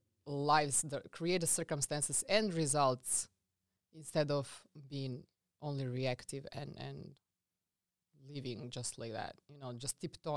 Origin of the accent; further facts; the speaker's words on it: Serbia; English is a second language; now in United States; So I come from a very small country. I'm coming from Serbia, as you can notice my accent. Funny fact about Serbia that I want to say is that Serbia is the smaller size than South Carolina